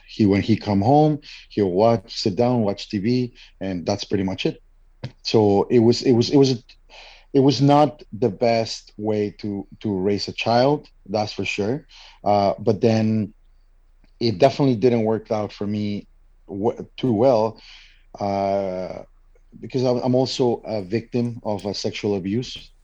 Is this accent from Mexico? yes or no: yes; Mexico; moved away as an adult; now in Canada; I am originally from Mexico and living in Canada for now over ten years.